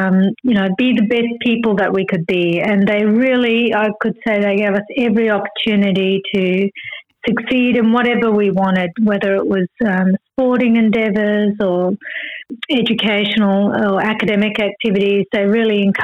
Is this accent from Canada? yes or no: no; Perth, Western Australia, Australia; moved away; also born or lived in Kuala Lumpur, Malaysia / Brisbane, Australia; we were growing up in Perth in a very sort of basic house